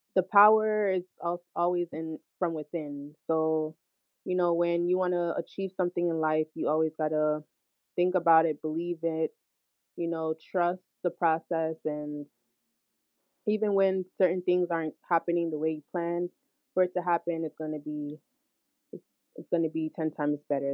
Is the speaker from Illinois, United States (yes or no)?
no; Hackensack, New Jersey, United States; also born or lived in Brooklyn, New York; I was born in Brooklyn. Um, however, I was raised in Hackensack, New Jersey.